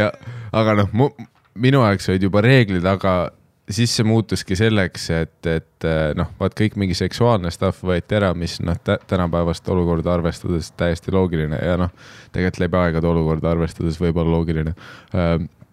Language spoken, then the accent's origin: Estonian; Tallinn, Harju County, Estonia; olles ise üles kasvanud Nõmmel